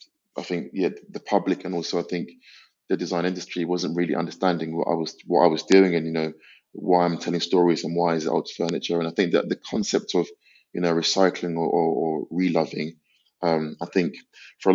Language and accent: English; London, United Kingdom; I grew up in North London, in Islington.